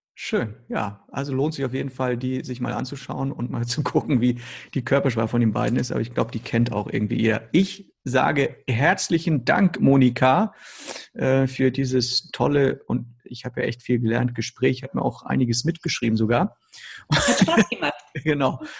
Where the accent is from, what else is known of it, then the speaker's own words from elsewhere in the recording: Northern Germany, Germany; now in Hamburg, Germany; bei uns im Norden, besonders hier in Hamburg